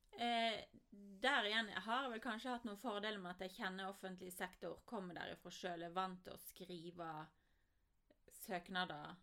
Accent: Voss, Vestland, Norway; når jeg vokste opp på Voss

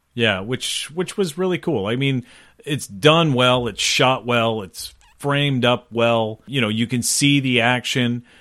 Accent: Sackville, Canada; we grew up in Sackville

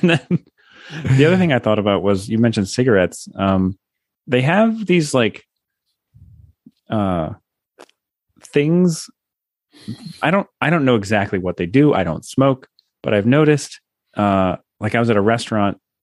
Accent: United States; moved away as an adult; now in Japan; I'm an American

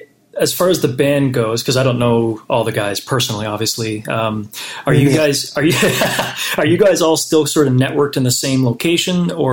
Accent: Canada; I'm a Canadian.

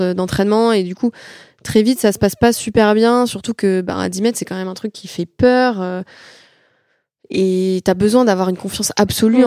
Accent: France; chez nous en France

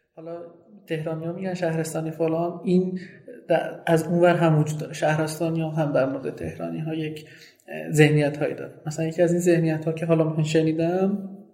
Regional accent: Sanandaj, Kurdistan, Iran; first language Kurdish; Persian is a second language; now in Tehran, Iran; من زبون اصلیم و زبون مادریم کردیه و تو چند سال اخیر خیلی کم رفتم به قولی سنندج

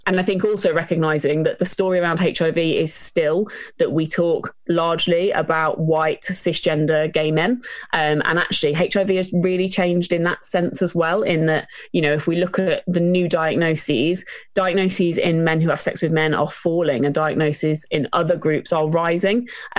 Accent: East Midlands, United Kingdom; also born or lived in Norfolk, United Kingdom; Well, I'm from Lincolnshire originally.

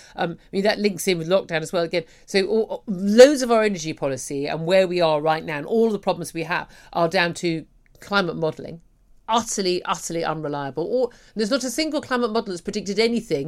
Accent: United Kingdom; we as British people

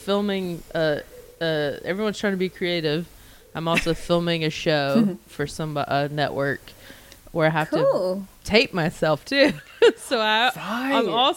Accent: North Carolina, United States; now in Los Angeles, United States; I live in LA, but I'm from North Carolina

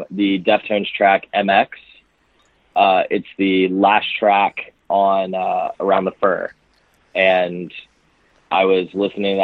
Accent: Alabama, United States; moved away as an adult; now in Nashville, United States; I'm originally from Alabama and moved up to Nashville area about like almost four and a half years ago to start school

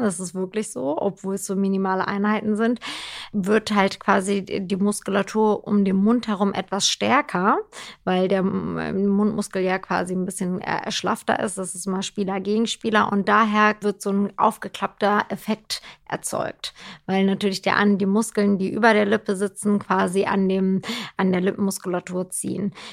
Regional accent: Turkey; now in Germany; ich bin ja in der Türkei groß geworden

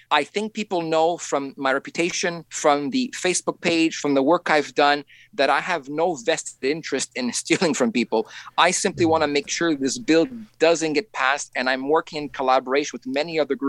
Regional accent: Montreal, Quebec, Canada; I'm from Montreal, Quebec, Canada.

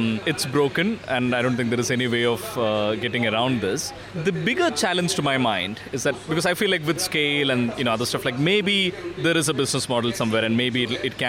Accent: Malayali, Kerala, India

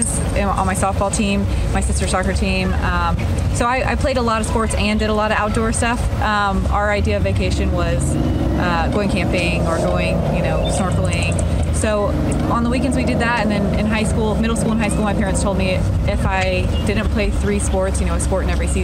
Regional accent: Florida, United States; I'm from Florida

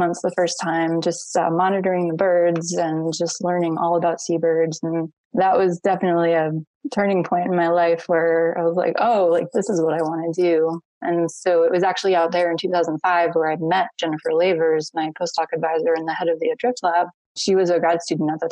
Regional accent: Connecticut, United States; moved away; also born or lived in Rhode Island / Hawaii; I'm actually from the East Coast of the United States, a little state called Connecticut, which is pretty much the space between Boston and New York. But yeah, I grew up in the middle of the woods

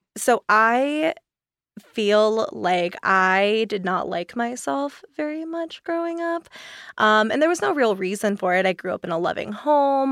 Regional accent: East Coast, United States; moved away; I grew up on the East Coast, so I was really used to, like, super high humidity

